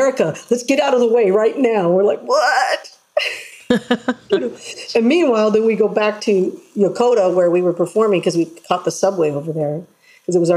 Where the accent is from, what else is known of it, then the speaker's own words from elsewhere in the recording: San Antonio, Texas, United States; I was born in San Antonio